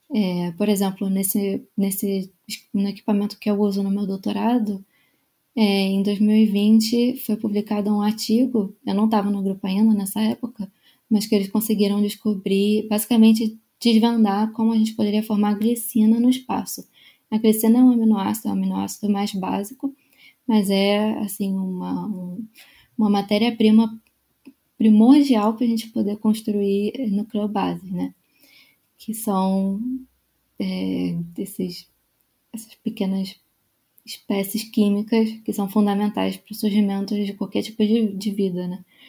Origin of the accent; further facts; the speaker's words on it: Rio de Janeiro, Brazil; moved away as an adult; also born or lived in São Paulo; eu sou é, do Rio de Janeiro. Eu nasci é, e é, cresci no, no, Rio